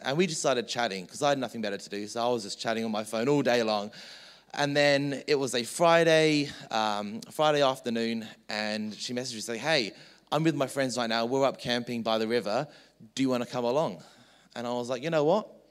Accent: England, United Kingdom; moved away; So I was born in England

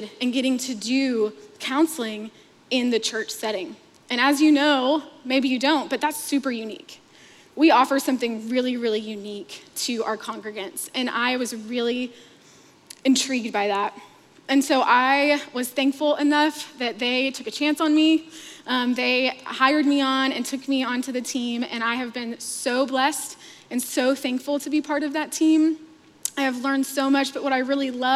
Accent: Fort Worth, Texas, United States; also born or lived in Scottsdale, Arizona; I grew up in Fort Worth, Texas

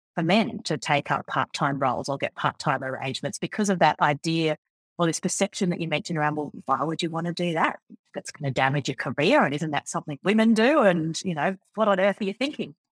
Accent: Forbes, New South Wales, Australia; also born or lived in Sydney; I was born in a country town called Forbes out in central West, New South Wales in Australia, and I grew up on a farm out there

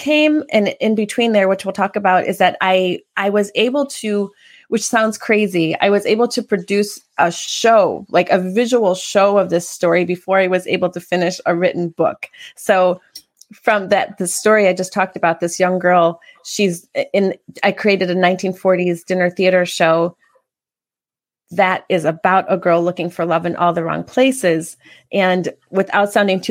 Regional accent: Kenosha, Wisconsin, United States; also born or lived in New York / Los Angeles / Chicago / Prague; now in Chandler, United States; I'm from Wisconsin, Kenosha, Wisconsin

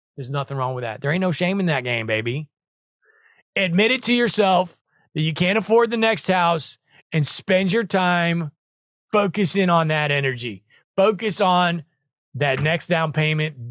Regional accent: Branson, Missouri, United States; Branson, Missouri, same thing. That's where I grew up in the Midwest.

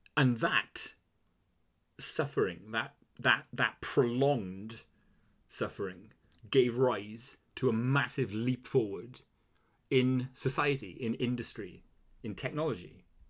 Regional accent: Wales, United Kingdom; being Welsh

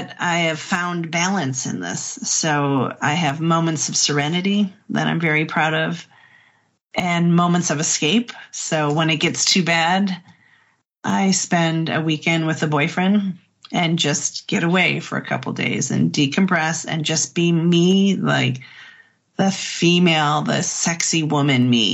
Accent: Midwest, United States; We're both from the Midwest

